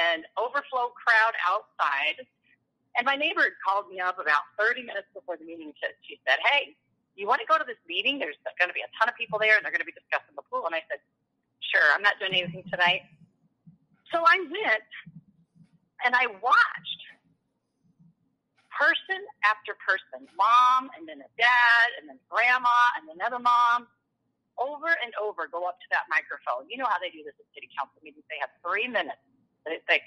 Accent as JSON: {"language": "English", "town": "Persia", "region": "Iowa", "country": "United States", "tie": "born or raised there", "also_born_or_lived": "Pella/Oskaloosa area, Iowa", "moved": "as an adult", "lives_now": "New Sharon, United States", "said": "I grew up in Western Iowa in a little town called Persia"}